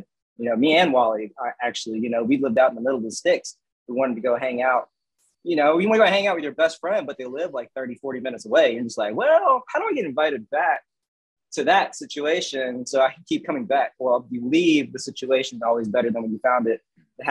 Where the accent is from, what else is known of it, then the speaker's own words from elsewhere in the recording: the South, United States; we're from the South, right. We're based on Southern hospitality